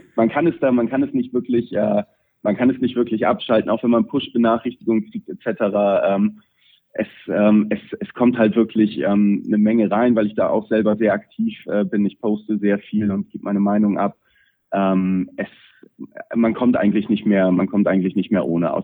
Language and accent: German; Pinneberg, Schleswig-Holstein, Germany; Pinneberger, ähm, was, was meine Heimatstadt ist